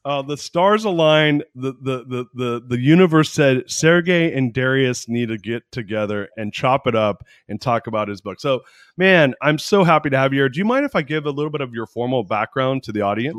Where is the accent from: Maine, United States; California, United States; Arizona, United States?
California, United States; San Francisco Bay Area; moved away as an adult; now in Austin, United States; I grew up in the San Francisco Bay Area